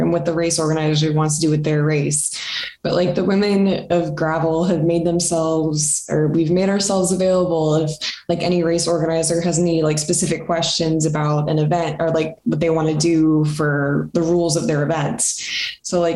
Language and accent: English; Front Range, Colorado, United States; My family, I'm from Colorado, from the Front Range.